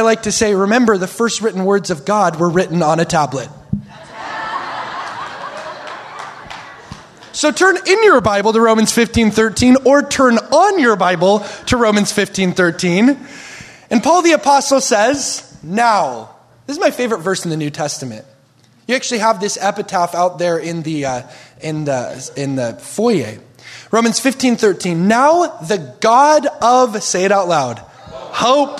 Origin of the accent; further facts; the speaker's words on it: Oregon, United States; We're from Oregon